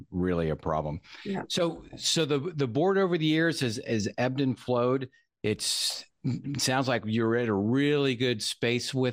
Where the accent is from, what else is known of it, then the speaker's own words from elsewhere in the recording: Franklin, United States; I'm from Franklin. I know right where her office is. I lived about a mile away back in the day. The whole family's still up there.